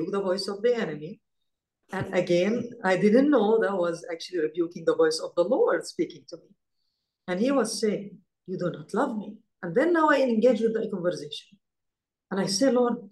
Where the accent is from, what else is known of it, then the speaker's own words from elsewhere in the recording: Israel; growing up in Israel.